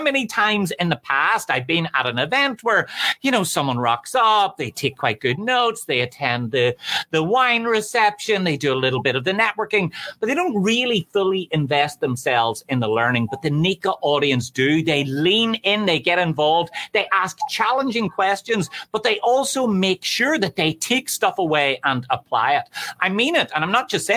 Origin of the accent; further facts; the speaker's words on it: Ireland; I'm from Ireland